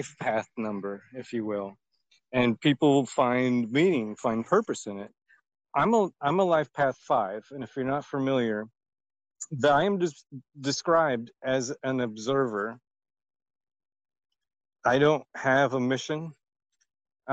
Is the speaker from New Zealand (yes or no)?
no; Indiana, United States; now in Arizona, United States; I'm from Indiana